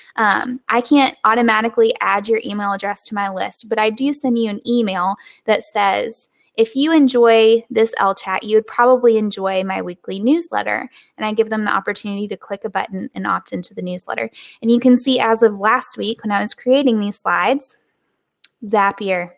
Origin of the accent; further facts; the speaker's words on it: the South, United States; accent: Southern; my Southern accent